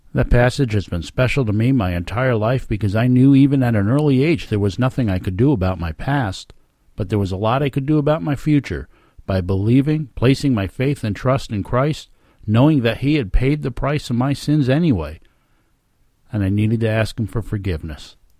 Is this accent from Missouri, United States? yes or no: no; Rondout Valley, New York, United States; As a young man growing up in the Rondout Valley area of New York State